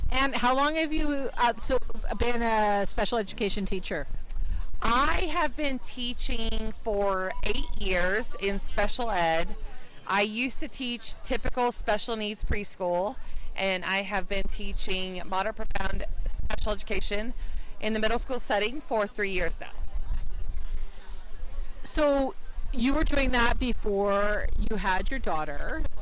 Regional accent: Indiana, United States; I'm from Indiana.

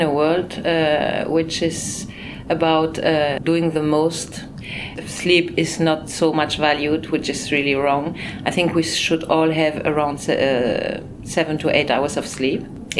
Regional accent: Brussels, Brussels-Capital Region, Belgium; born there; also born or lived in Spain / France / Luxembourg; I mean, my parents, my mother was German, my father Belgian. I was born in Brussels and I lived in Spain 15 years. I lived in France, I lived in Luxembourg.

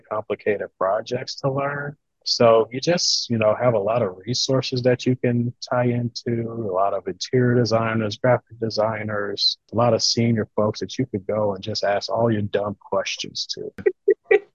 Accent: Louisiana, United States; moved away as an adult; now in Ohio, United States; I'm originally from Louisiana and I was getting homesick

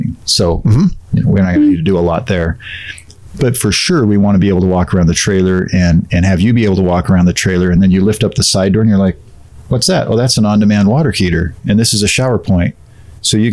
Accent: Washington, United States; now in Springville, United States; I grew up in Washington State, my wife

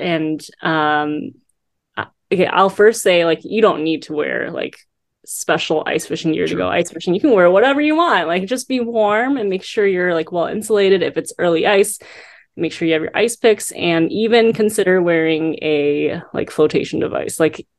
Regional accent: South Korea; born there; You know, I was born in South Korea.

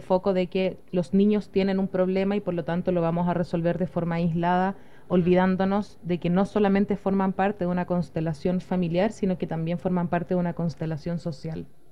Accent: Chile; Soy psicóloga de Chile

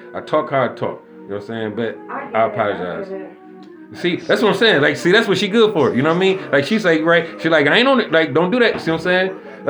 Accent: Jamaica; I'm a Jamaican around this bitch.

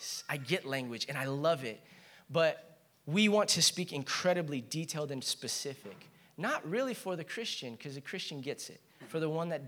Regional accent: Chino, California, United States; I grew up in Chino.

